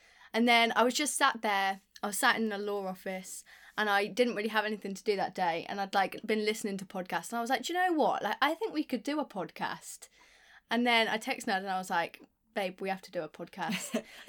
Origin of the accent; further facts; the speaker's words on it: Leicester, East Midlands, United Kingdom; also born or lived in Worcester, United Kingdom; Where am I from? Originally, Leicester, but I've lived in Worcester most of my life.